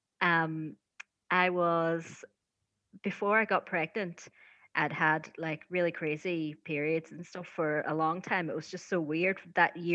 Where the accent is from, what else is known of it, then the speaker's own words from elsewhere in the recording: Donegal, Ulster, Ireland; I'm from Donegal.